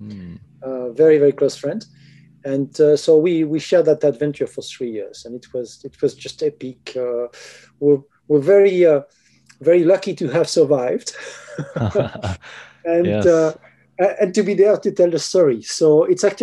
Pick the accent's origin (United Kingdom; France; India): France; Pyrenees; I'm from the Pyrenees